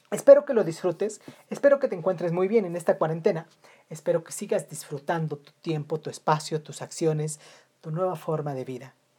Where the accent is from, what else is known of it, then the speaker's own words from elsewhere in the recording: Mexico; en mi país, México